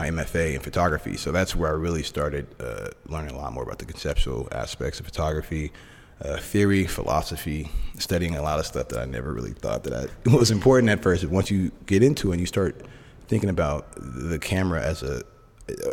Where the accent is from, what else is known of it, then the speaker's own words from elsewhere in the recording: Oakland, California, United States; also born or lived in Sacramento; I'm originally born and raised in Oakland, right across the bay, but I'm a Bay Area kid